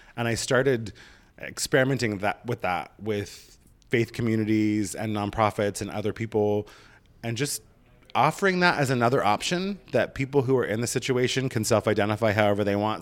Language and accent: English; Oregon, United States; moved away as an adult; now in Los Angeles, United States; I'm from Oregon.